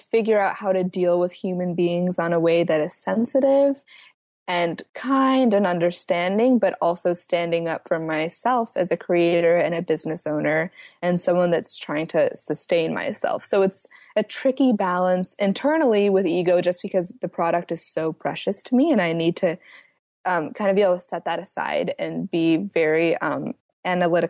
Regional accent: Atlanta, Georgia, United States; we are from Atlanta, which is a hub for sex trafficking

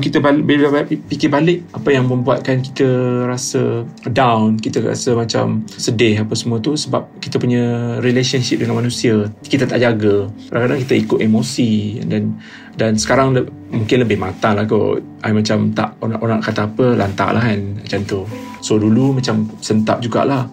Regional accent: Kelantan, Malaysia; Saya berasal daripada Kelantan

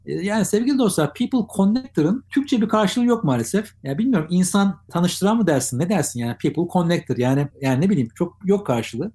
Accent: Ankara, Turkey; now in Istanbul, Turkey; orada doğdum, orada büyüdüm

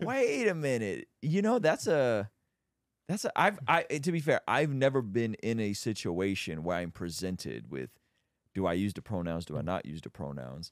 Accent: Baku, Azerbaijan; moved away; I'm Armenian, but we grew up in Azerbaijan

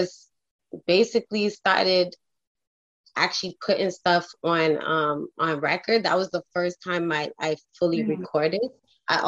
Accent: Toronto, Ontario, Canada; I'm from Toronto. So up here in Toronto

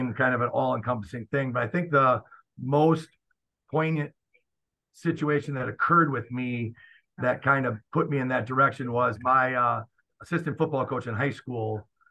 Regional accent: Fond du Lac, Wisconsin, United States; moved away as an adult; also born or lived in Chicago, Illinois / Moline, Illinois; now in Johnsburg, United States; I was a three sport athlete at Goodrich High School, which is now Fond du Lac High School in Fond du Lac, Wisconsin

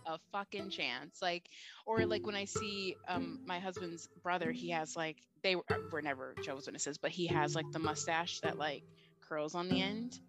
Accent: Finger Lakes region, upstate New York, United States; I'm from the Finger Lakes region of upstate New York, which is wine country of New York

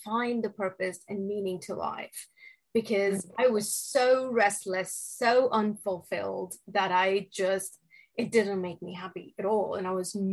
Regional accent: Delhi, India; moved away as an adult; now in United States; So I was born and raised in India, and in Delhi area. And I moved to the United States after finishing my bachelor's in India.

